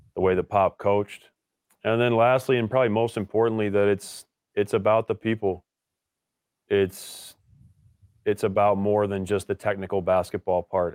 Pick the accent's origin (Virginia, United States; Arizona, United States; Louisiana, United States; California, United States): Virginia, United States; Richmond; moved away as an adult; also born or lived in Williamstown, Massachusetts; growing up in Richmond, Virginia, going to the same school my entire upbringing